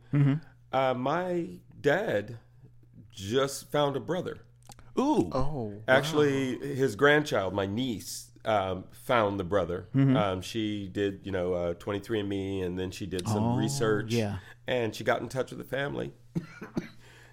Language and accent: English; Covina, La Puente, Claremont, California, United States; I grew up in that little area, so the foothills